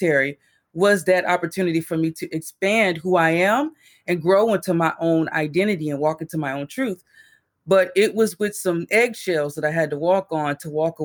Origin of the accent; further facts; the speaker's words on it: Texas, United States; I grew up in Texas. I'm from Texas